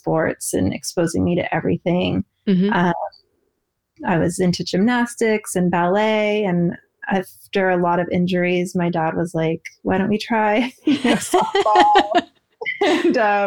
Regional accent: Portland, Oregon, United States; born or raised there

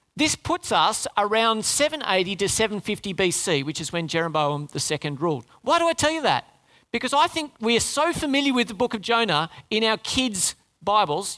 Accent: Sydney, New South Wales, Australia; moved away; also born or lived in Darwin / Oran Park; I was born in Sydney

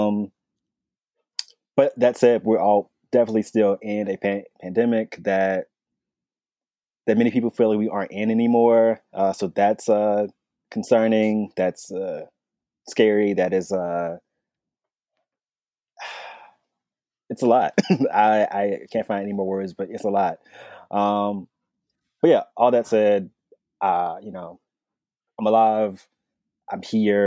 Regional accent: North Carolina, United States; I'm from North Carolina

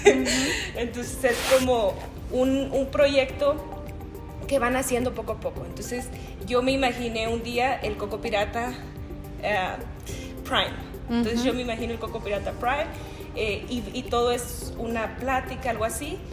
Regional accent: Mezquitic, Jalisco, Mexico; now in Colorado, United States; yo nací en Mezquitic, Jalisco

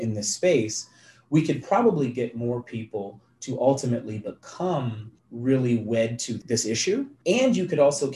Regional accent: Philadelphia, Pennsylvania, United States; I grew up in West Philadelphia

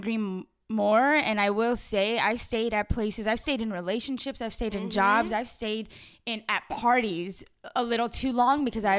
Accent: Los Angeles, California, United States; I grew up in Pacoima. Like, I grew up in Chicano culture.

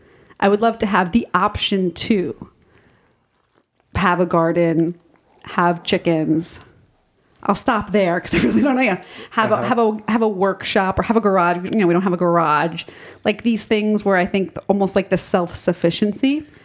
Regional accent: Secaucus, New Jersey, United States; also born or lived in Nutley, New Jersey; growing up in Secaucus

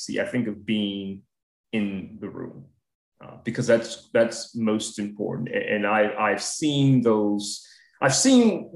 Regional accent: Atlanta, Georgia, United States; now in Washington, D.C., United States; I'm originally from Atlanta

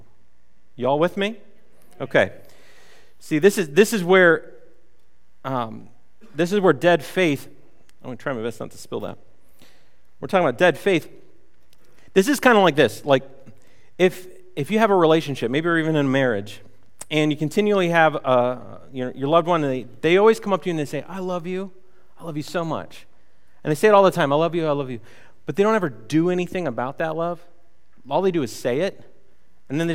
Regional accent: United States; we grew up in America, which is called the Christian nation

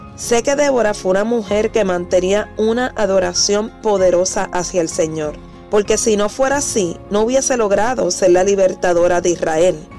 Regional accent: Puerto Rico; Soy mujer cristiana, puertorriqueña.

